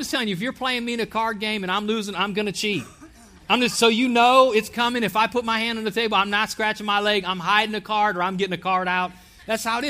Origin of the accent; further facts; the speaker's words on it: Ohio, United States; moved away as an adult; now in Alabama, United States; Myself, my family, and I, we are from Ohio.